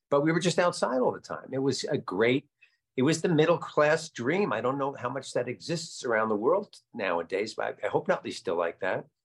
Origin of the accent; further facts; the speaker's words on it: Nutley, New Jersey, United States; I had a bunch of friends that uh, lived on the other side of town, over on the other side of Center Street, uh, up the hill towards Bloomfield.